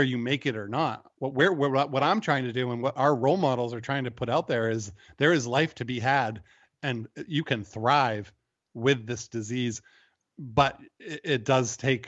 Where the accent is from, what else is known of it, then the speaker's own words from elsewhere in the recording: United States; as American men